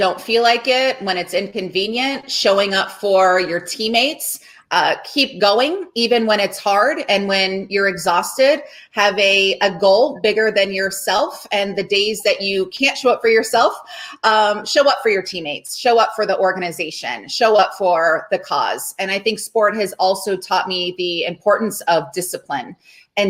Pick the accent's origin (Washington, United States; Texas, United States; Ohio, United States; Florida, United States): Ohio, United States; Cincinnati; Larry Lyons, my swim coach from growing up in Cincinnati, Ohio